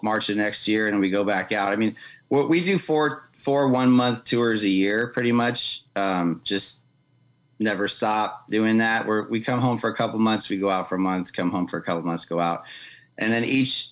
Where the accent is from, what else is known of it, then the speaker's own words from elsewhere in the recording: Southern California, United States; moved away as an adult; now in Arkansas, United States; growing up in California, in Southern California, and living there most of my life